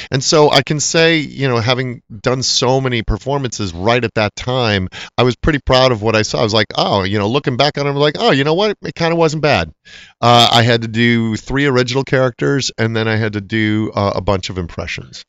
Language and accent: English; Chicago, Illinois, United States; also born or lived in New York; now in Los Angeles, United States; I grew up in Chicago where you're constantly moving your weather with shovels